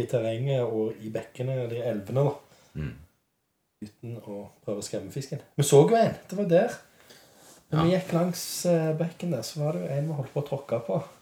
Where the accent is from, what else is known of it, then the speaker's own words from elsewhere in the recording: Western Norway, Norway; Vi kommer jo fra Vestlandet begge